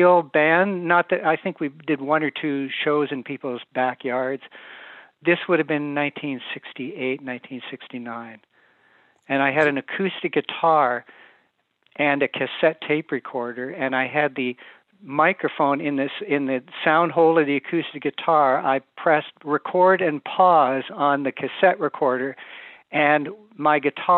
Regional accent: Mississauga, Ontario, Canada; moved away as an adult; also born or lived in Hamilton, Canada / Los Angeles, United States; I'm from Port Credit

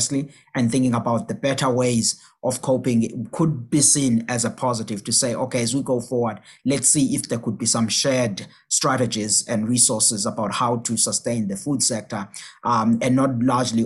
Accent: South Africa; my home country in South Africa

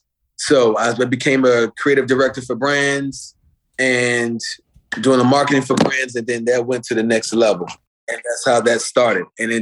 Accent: Fort Lauderdale, Florida, United States; also born or lived in Miami, Florida; I'm from Fort Lauderdale in Miami because when I was born in Fort Lauderdale, but I was raised like every weekend in Miami in Coconut Grove by my grandma

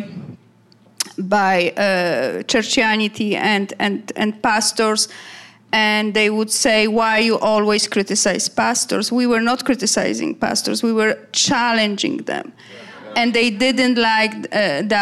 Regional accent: Poland; English is a second language; moved away as an adult; also born or lived in Canada; you can tell by my accent that me and my husband, we moved from Poland to Canada, to free country

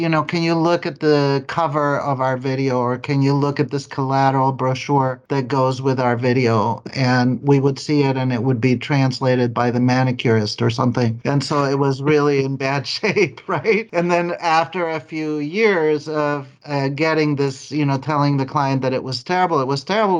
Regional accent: Mexico; first language Spanish; English is a second language; moved away as an adult; now in Los Angeles, United States; We're both from Mexico, and so we moved to Los Angeles in 1977

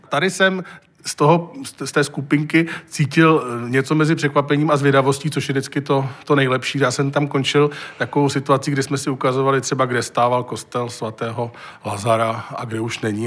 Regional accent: Prague, Czechia; já jsem vyrůstala v neobklopenčím sídlištěm

